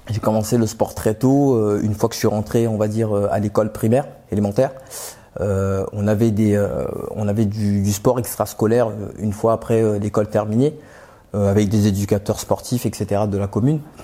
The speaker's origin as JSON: {"language": "French", "town": "Aubervilliers", "region": "Île-de-France", "country": "France", "tie": "born or raised there", "also_born_or_lived": "Pantin", "said": "J'ai grandi à Aubervilliers"}